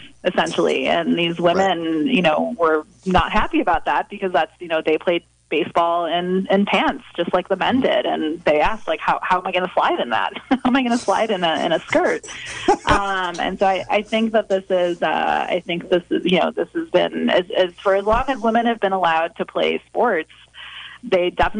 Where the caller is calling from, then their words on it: Fort Bragg, North Carolina, United States; I'm here from Fort Bragg.